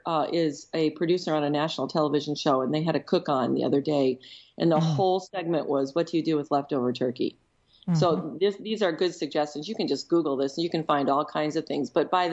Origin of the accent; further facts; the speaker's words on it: Michigan, United States; also born or lived in Chicago; so as a Midwesterner, your geography notation was duly noted by me, because Minnesota would be considered the north from where I was in Michigan and in Chicago.